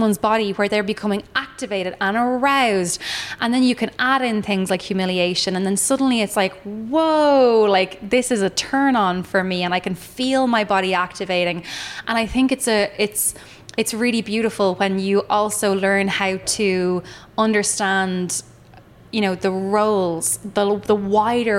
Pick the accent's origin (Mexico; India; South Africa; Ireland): Ireland; my, I suppose, ancestral lineage of being Irish, like if we think about how we were always like second class citizens